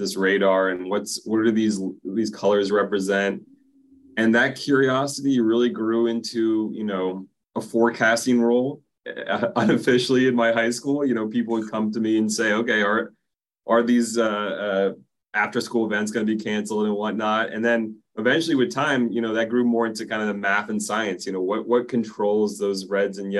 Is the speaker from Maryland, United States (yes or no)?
yes; Silver Spring, Maryland, United States; I grew up in Silver Spring, Maryland, just outside of DC